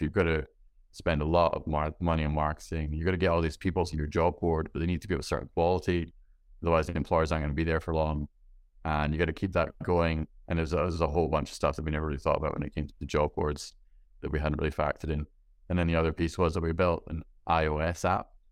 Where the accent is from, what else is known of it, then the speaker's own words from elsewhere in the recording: Scotland, United Kingdom; being from Scotland where it's, uh, it's dark and rainy